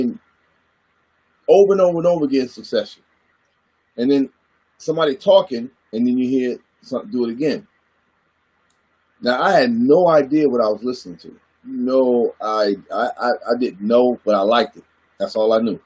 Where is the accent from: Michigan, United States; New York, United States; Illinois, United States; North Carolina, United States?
North Carolina, United States; Goldsboro; moved away; also born or lived in Washington, D.C.; Growing up in North Carolina, I'm a country boy from Goldsboro, North Carolina